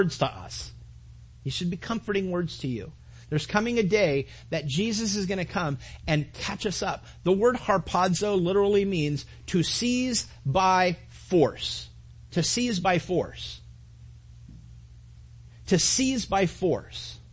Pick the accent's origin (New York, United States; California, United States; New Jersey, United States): California, United States; Mentone; I grew up in Mentone, California